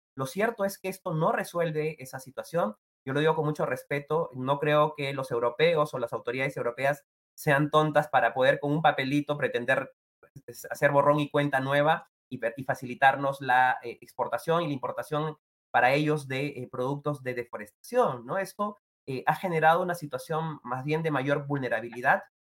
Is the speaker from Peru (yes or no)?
yes; Peru; todos somos peruanos y peruanas